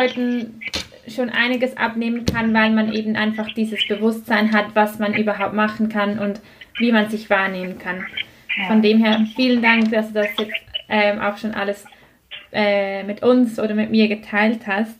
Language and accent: German; Switzerland; bei uns in der Schweiz